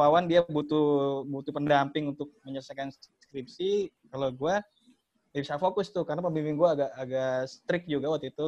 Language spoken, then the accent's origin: Indonesian; Betawi, Jakarta, Indonesia; gua orang Betawi